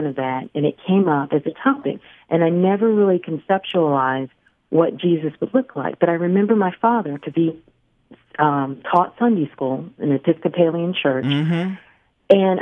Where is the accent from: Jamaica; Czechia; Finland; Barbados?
Barbados; moved away; I'm originally from mm-hmm. Barbados.